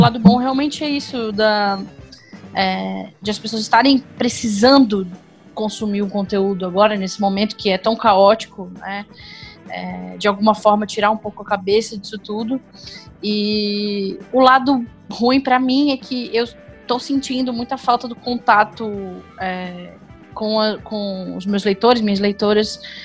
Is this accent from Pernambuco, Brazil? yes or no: no; Florianópolis, Santa Catarina, Brazil; moved away as an adult; now in São José dos Campos, Brazil; Eu moro em São José dos Campos, mas originalmente eu sou de Florianópolis. É, eu me mudei tem pouco tempo para cá.